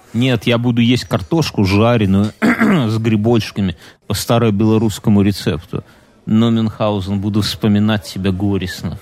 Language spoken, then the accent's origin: Russian; Belarus; я же белорус